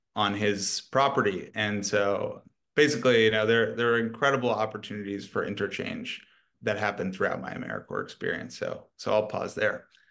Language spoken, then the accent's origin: English; Washington, District of Columbia, United States; moved away as an adult; I grew up in Washington, D C